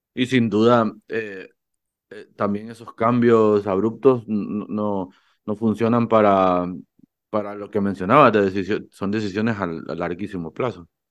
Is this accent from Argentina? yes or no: no; Honduras; en Honduras, que tenemos sol todo el día